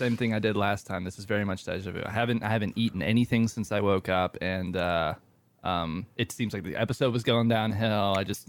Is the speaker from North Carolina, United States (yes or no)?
yes; Shelby, North Carolina, United States; also born or lived in Maryland; We met when I moved from Maryland to Shelby, to North Carolina.